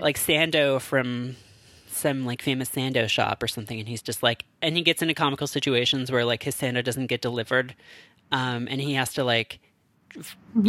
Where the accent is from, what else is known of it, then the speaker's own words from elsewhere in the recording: Canada; now in United States; being a Canadian who lives in America